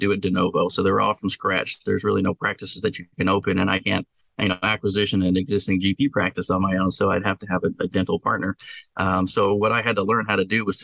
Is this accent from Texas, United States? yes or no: yes; Texas, United States; I'm from Texas, you know, after all. So that's what we do. We got some hardcore work ethic down here